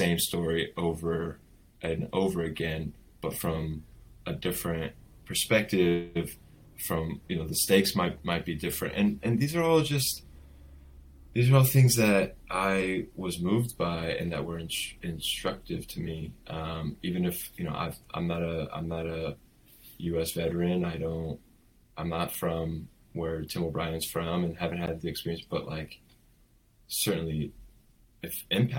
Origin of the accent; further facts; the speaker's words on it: Los Angeles, California, United States; also born or lived in Iran; I was born first generation American. So I was born here in the States after my parents had emigrated here. Okay. And grew up in the Valley.